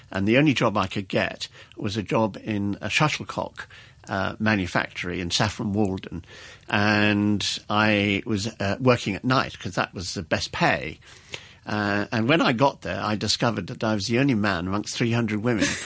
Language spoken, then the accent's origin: English; Bangalore, Karnataka, India; born there; And I was born in Bangalore in 1943.